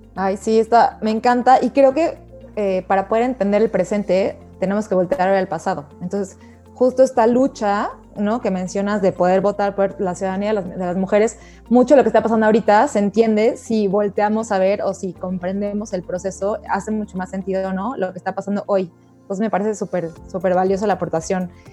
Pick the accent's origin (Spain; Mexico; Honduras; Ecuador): Mexico; somos claroscuros los mexicanos